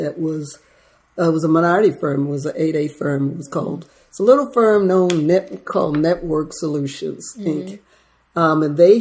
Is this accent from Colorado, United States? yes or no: no; Baltimore, Maryland, United States; also born or lived in Ripon, Wisconsin; I'm just a city girl from Baltimore. Grew up in Baltimore